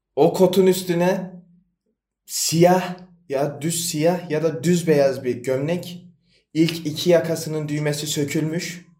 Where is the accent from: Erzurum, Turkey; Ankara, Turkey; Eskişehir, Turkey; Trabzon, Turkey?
Erzurum, Turkey; ben de Erzurumluyum.